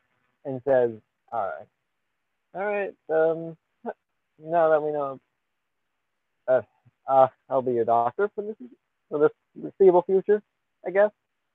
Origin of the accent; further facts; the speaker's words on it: Chicago, Illinois, United States; Chicago myself. Finally, I'm glad to see another.